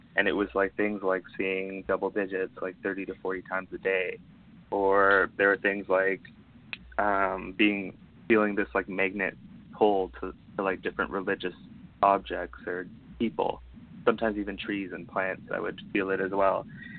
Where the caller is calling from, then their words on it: Ontario, Canada; I'm calling from Ontario, Canada.